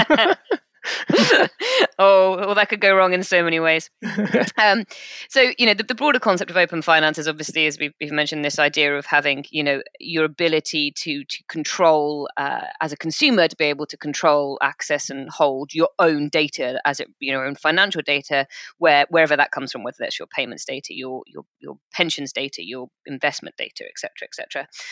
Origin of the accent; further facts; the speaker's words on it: United Kingdom; We're British.